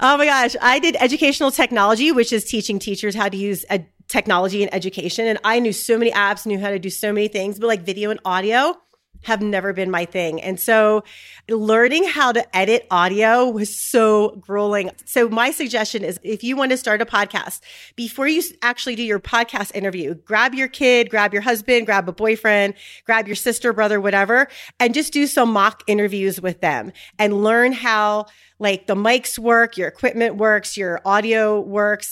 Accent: Philadelphia, Pennsylvania, United States; now in Utah, United States; I live in Utah, and I'm actually originally from Philadelphia

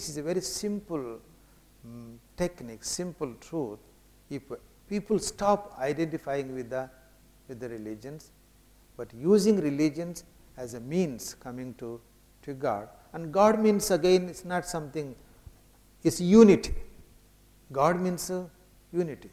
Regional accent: India; I come from India, I came from Chennai to London

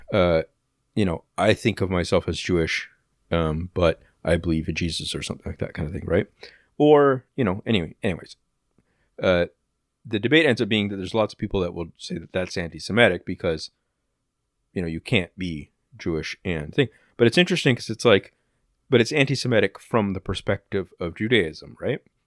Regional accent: Oshawa, Ontario, Canada; I don't actually live in Oshawa anymore, but, like, uh, yeah, I was born in Oshawa General Hospital

